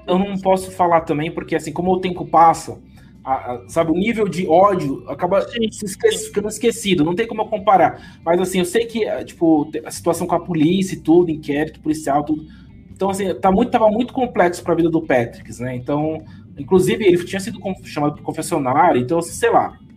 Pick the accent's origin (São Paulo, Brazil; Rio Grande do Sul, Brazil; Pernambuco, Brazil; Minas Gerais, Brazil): São Paulo, Brazil; accent: no accent; eu sou paulista, não tenho nem sotaque